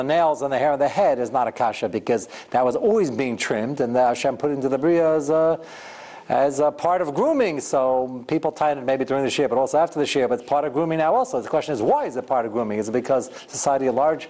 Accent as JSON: {"language": "English", "country": "United States", "said": "I'm not only as American as everybody here being a citizen, I'm more American. I've been here longer than you have, more generations."}